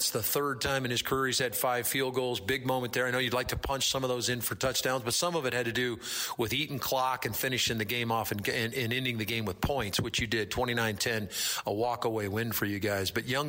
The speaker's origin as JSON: {"language": "English", "region": "Idaho", "country": "United States", "tie": "born or raised there", "moved": "yes", "said": "growing up in Idaho"}